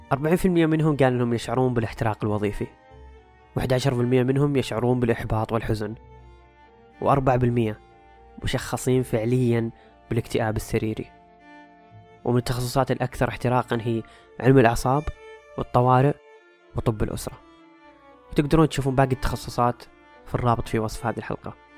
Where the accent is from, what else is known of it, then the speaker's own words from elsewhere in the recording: Saudi Arabia; عندنا في السعودية